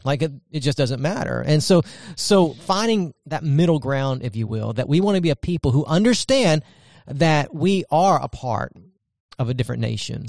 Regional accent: United States; we're American citizens

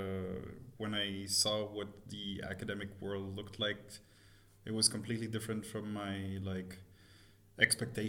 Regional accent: Montreal, Quebec, Canada; moved away as an adult; now in Berlin, Germany; I'm originally from Montreal. I moved to Berlin about 10 years ago now.

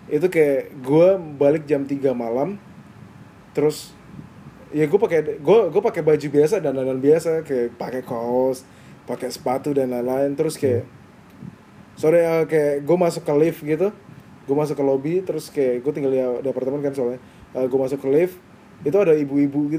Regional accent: Java, Indonesia; gue kebetulan nggak besar di timur tapi gue besar di Jawa

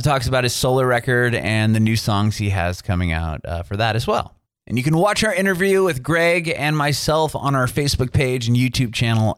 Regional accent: San Diego, California, United States; moved away; also born or lived in San Francisco, California; I'm from San Diego originally.

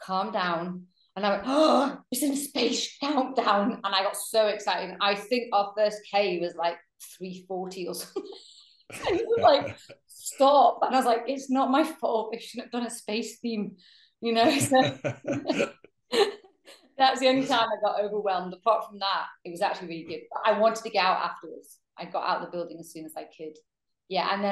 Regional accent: Manchester, North West England, United Kingdom; growing up in Manchester

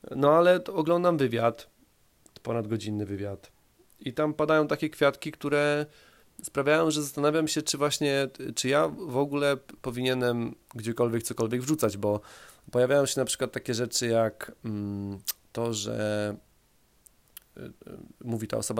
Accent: Poland; ja się wychowałem na takim zwykłym polskim osiedlu

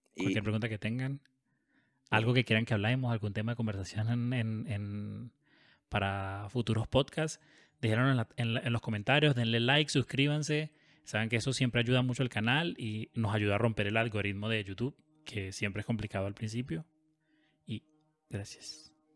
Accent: Caracas, Capital District, Venezuela; Yo me crié en Caracas

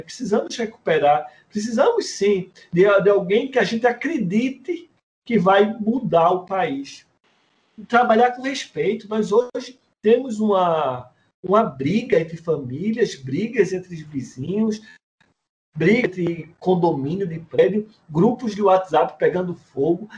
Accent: Pernambuco, Brazil; minha terra, que tive a honra de dar umas voltas com ele aqui no Pernambuco

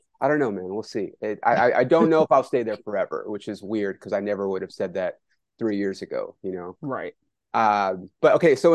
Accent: California, United States; I'm from California

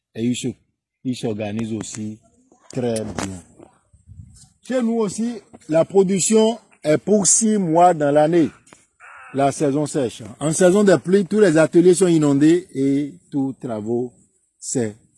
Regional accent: Djègbadji, Atlantique, Benin; Chez nous, à Djabadji

